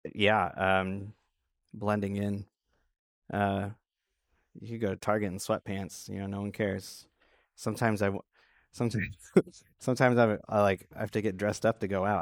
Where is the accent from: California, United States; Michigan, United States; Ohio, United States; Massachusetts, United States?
Michigan, United States; Traverse City; born or raised there